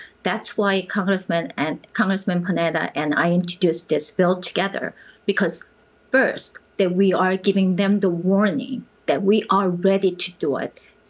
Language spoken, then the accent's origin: English; Japan; also born or lived in Korea; now in United States; I was born in Korea, raised in Japan